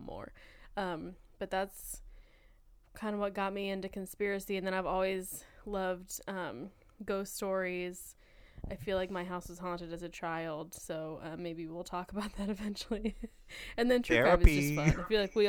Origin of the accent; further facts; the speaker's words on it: Ohio, United States; I'm also from Ohio